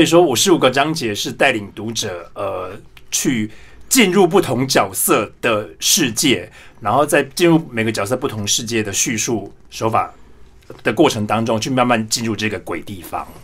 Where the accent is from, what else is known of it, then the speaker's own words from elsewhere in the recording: Yongjing, Changhua County, Taiwan; moved away as an adult; also born or lived in Taipei, Taiwan; now in Germany; 我本身，呃，的确是来自彰化县永靖乡，然后我是家里排行第九，我七个姐姐跟一个哥哥那样